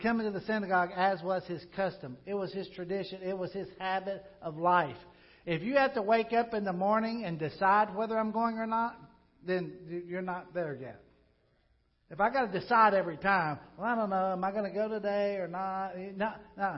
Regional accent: Pocahontas, Arkansas, United States; moved away; I love the place I grew up in Pocahontas, Arkansas.

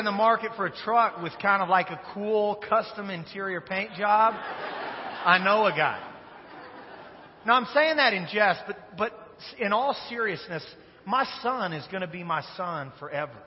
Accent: Wichita, Kansas, United States; Wichita, Kansas, which is the greatest city in the United States of America, which is my hometown.

